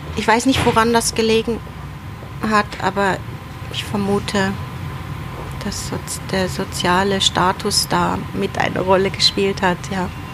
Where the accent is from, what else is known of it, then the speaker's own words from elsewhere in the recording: North Rhine-Westphalia, Germany; Vater ist 1964 nach Deutschland ausgewandert und meine Mutter ist 19, im Dezember 1966 nachgekommen. Mhm. Und ich bin neun Monate später auf die Welt